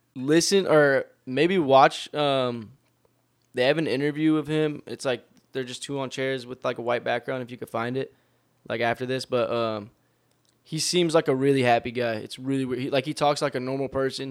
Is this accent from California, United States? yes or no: yes; Long Beach, California, United States; also born or lived in Torrance; we were all born in Torrance, but we were all raised in Long Beach.